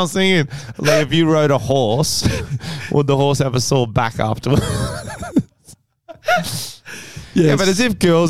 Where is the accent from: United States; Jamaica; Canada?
United States; Mississippi; My accent's changed a little bit, but I'm a little Mississippi Southern Belle.